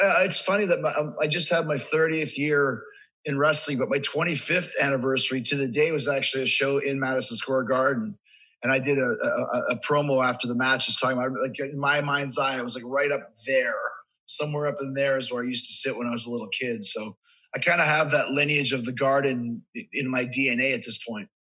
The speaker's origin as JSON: {"language": "English", "town": "Winnipeg", "region": "Manitoba", "country": "Canada", "tie": "born or raised there", "also_born_or_lived": "Manhasset, Long Island, New York", "moved": "as an adult", "lives_now": "United States", "said": "I grew up in Canada, so I consider myself Canadian. I lived there for like 20 years."}